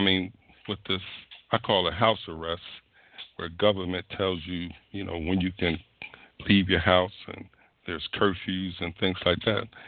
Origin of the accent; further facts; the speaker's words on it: Philadelphia, Pennsylvania, United States; moved away; I was born in Philadelphia